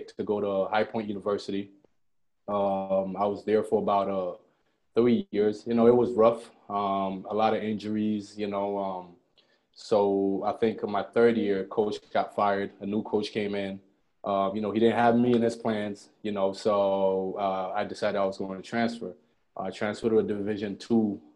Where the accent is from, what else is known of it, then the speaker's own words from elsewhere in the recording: Montreal, Quebec, Canada; also born or lived in Ghana; I moved up to Montreal.